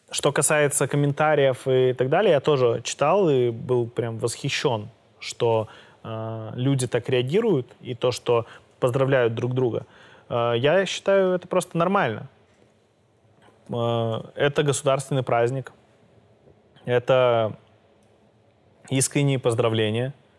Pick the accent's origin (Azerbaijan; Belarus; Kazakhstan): Belarus; я из Беларуси